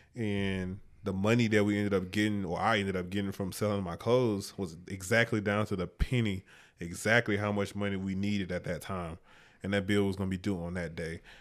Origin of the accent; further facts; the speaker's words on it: Mobile, Alabama, United States; moved away as an adult; also born or lived in Troy, Alabama; now in Pennsylvania, United States; I moved back home